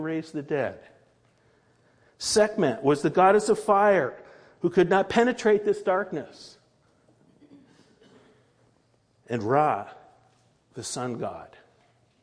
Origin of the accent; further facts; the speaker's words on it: Connecticut, United States; moved away as an adult; I grew up in Connecticut.